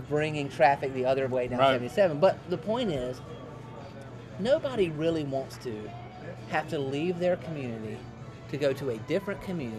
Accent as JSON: {"language": "English", "town": "Rock Hill", "region": "South Carolina", "country": "United States", "tie": "born or raised there", "said": "growing up in Rock Hill, I grew up in Rock Hill"}